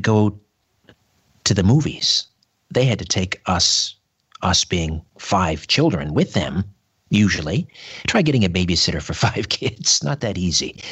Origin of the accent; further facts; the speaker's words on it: Brantford, Ontario, Canada; my hometown, Brantford, Ontario, on the beautiful Grand River.